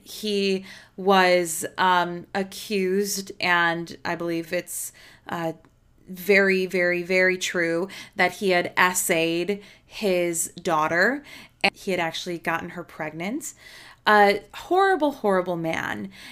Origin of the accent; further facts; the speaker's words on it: Chicago, Illinois, United States; I'm from Chicago. I know about corrupt police